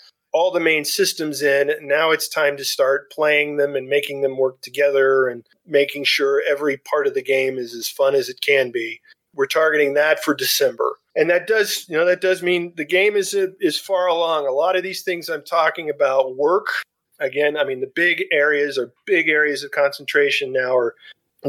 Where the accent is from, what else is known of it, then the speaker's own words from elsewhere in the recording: Dallas, Texas, United States; my hometown of Dallas, Texas